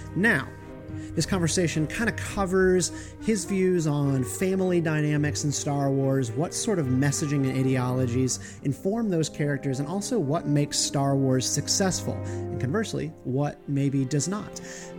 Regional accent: Raleigh, North Carolina, United States; moved away as an adult; also born or lived in Washington, DC area; I am actually moving away from the Beltway. I am returning home with my family to Raleigh, North Carolina.

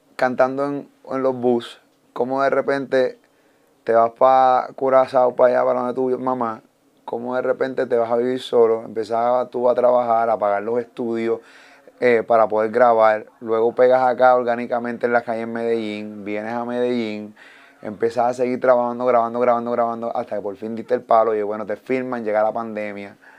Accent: Puerto Rico; yo soy puertorriqueño

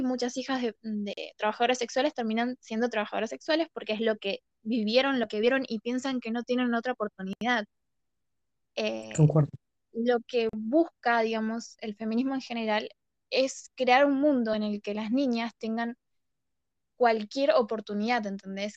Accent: Argentina; yo viéndolo desde, Argentina

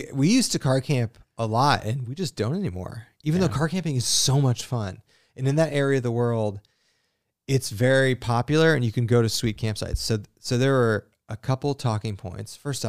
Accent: British Columbia, Canada; So I'm from the West Coast in BC.

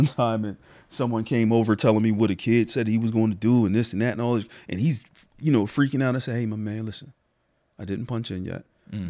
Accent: Harrisburg, Pennsylvania, United States; I am from Harrisburg. Harrisburg? Born and raised. Yep. Hall Manor, South Side.

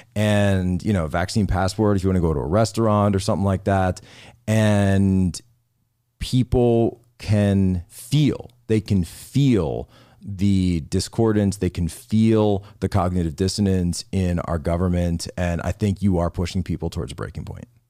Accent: Philadelphia area, Pennsylvania, United States; moved away; I grew up in the Philadelphia area, a town that just got totally engulfed by crime

